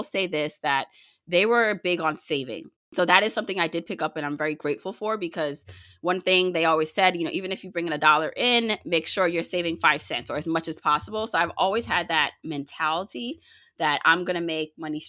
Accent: Jamaica; now in United States; I was born in Jamaica, you know, the island, not Queens

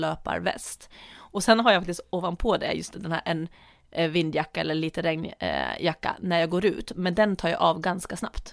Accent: Åland Islands; moved away; när jag tränade friidrott hemma på Åland

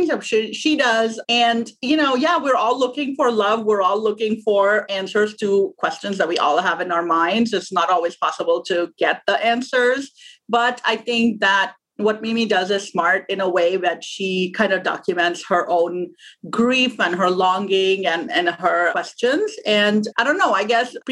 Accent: Pakistan; born or raised there; moved away as an adult; now in United States

